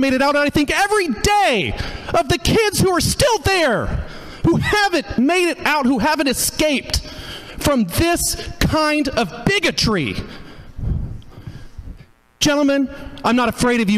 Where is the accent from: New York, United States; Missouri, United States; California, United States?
Missouri, United States; Hickory County; moved away as an adult; I grew up in Hickory County, Missouri